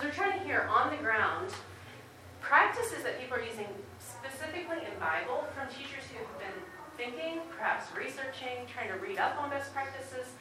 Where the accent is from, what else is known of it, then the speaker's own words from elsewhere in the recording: Midwest, United States; moved away as an adult; also born or lived in North Carolina; now in Asheville, United States; I am from the Midwest originally, but we live in Asheville right now